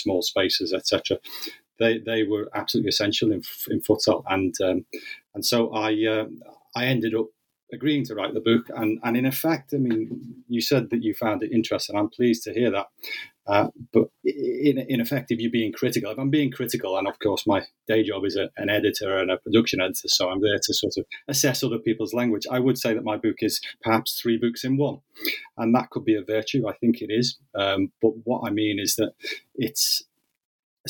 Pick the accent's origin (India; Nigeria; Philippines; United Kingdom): United Kingdom; Liverpool, North West England; my childhood growing up in Liverpool and in the northwest of England.